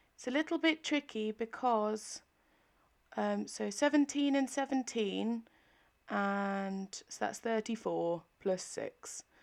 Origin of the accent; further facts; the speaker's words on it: England, United Kingdom; as an English person